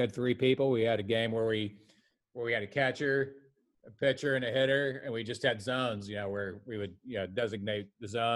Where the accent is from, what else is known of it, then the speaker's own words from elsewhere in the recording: Beaver, Pennsylvania, United States; that's where I grew up